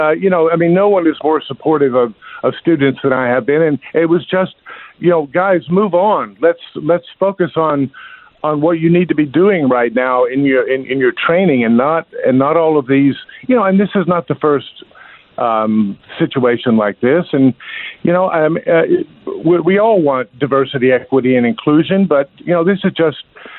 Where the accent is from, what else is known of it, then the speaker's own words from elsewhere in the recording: California, United States; now in South Carolina, United States; You know, I came from California to South Carolina